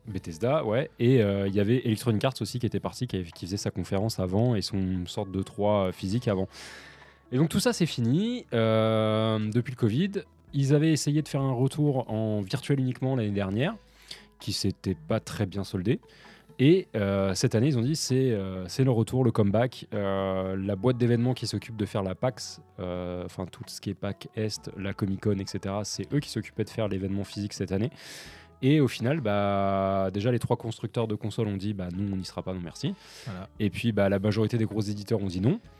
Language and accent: French; France; en tant que Français